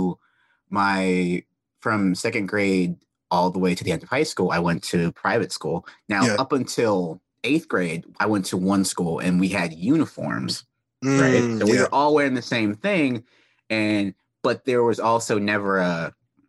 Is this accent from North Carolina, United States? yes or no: yes; North Carolina, United States; growing up in North Carolina